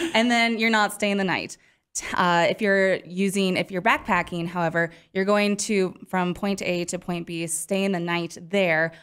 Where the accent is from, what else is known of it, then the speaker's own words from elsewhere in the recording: Montana, United States; now in Wyoming, United States; I grew up in Montana